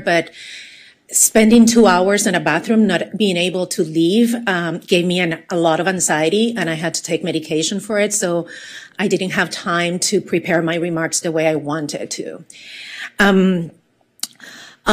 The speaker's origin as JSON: {"language": "English", "country": "Puerto Rico", "tie": "born or raised there", "moved": "yes", "said": "I was born and raised in Puerto Rico. I have an accent"}